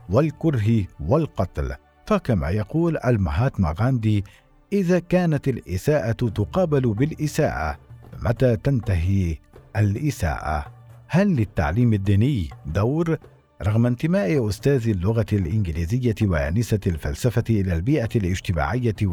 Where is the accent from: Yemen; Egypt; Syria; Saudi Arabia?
Syria; يمكنني القول اننا كسوريين على مختلف طوائفنا ومذاهبنا وانتماءاتنا